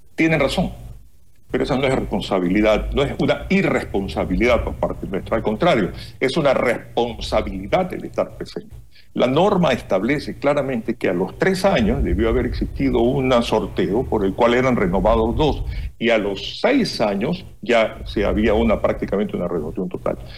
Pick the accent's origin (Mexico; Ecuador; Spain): Ecuador; nosotros como ecuatorianos